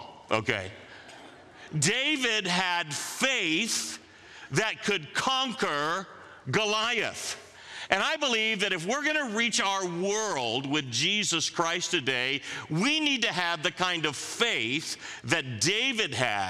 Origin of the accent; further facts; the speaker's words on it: Manila, Metro Manila, Philippines; Now, I grew up in Manila, as the video said.